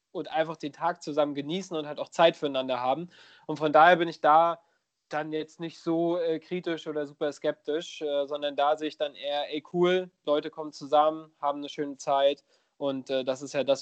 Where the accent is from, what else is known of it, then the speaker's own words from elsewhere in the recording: Schwerin, Mecklenburg-Vorpommern, Germany; ich will jetzt gar nicht auf meine Heimat rumhacken, aber gerade so, äh, so in Schwerin und Umgebung